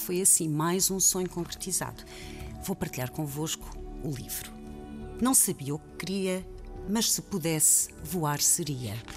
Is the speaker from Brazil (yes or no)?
no; Lisbon, Portugal; nasci em Lisboa